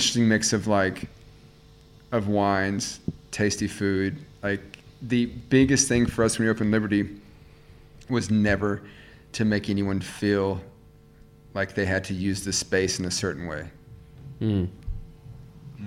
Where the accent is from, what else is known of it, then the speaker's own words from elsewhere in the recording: the South, United States; moved away as an adult; also born or lived in New York, United States; now in Melbourne, Australia; I grew up in the South